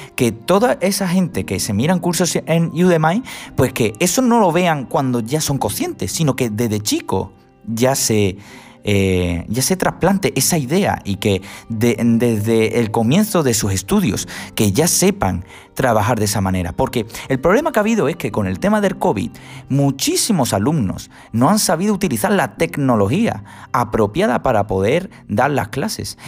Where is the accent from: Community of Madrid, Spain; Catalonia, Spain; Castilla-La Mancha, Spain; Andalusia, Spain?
Andalusia, Spain; Huelva; yo soy de Huelva, la Universidad de Huelva